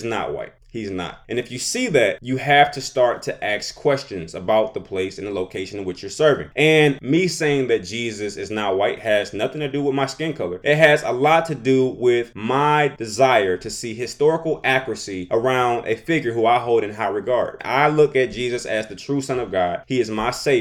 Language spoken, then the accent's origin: English; United States; I am an American